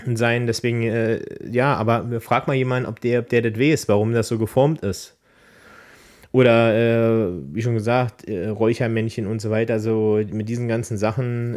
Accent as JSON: {"language": "German", "area": "Erzgebirge", "region": "Saxony", "country": "Germany", "said": "bei uns im Erzgebirge"}